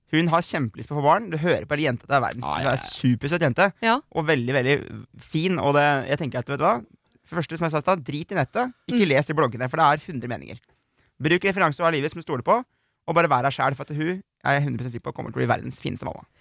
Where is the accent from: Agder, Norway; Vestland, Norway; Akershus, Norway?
Akershus, Norway; Aurskog; moved away as an adult; also born or lived in Oslo; Jeg kommer fra Aurskog, ikke sant. Flyttet ja. til Oslo